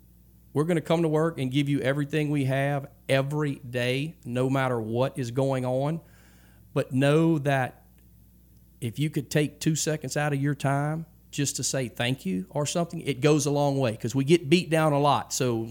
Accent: Louisiana, United States; We're from Louisiana, and we're going to this Texas organization

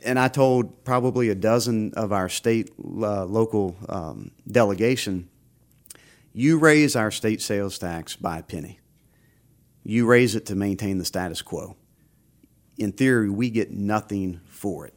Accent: Baton Rouge, Louisiana, United States; I was born and raised in Baton Rouge

